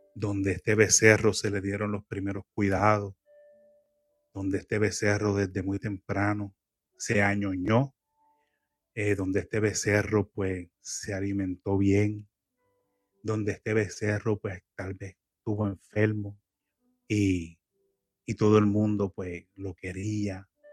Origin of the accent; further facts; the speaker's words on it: Puerto Rico; now in United States; yo soy puertorriqueño y extraño mucho la comida criolla de Puerto Rico